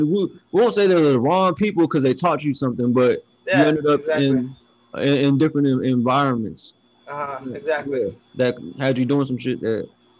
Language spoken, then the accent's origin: English; Pomona, California, United States; I was born and raised in Pomona too